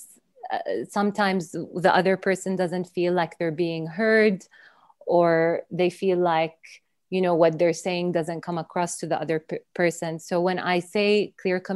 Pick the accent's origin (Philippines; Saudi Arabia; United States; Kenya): Saudi Arabia; also born or lived in Dubai / London; now in United Kingdom; I'm from Saudi Arabia